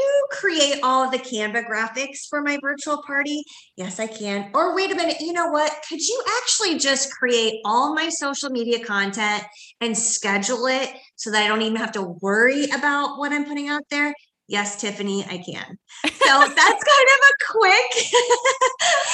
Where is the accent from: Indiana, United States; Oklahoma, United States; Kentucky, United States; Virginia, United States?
Indiana, United States; I'm from Indiana, and I think bowling is maybe an Indiana thing